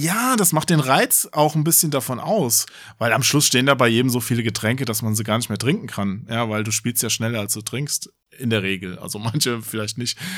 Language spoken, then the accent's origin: German; Hesse, Germany; bei uns in Hessen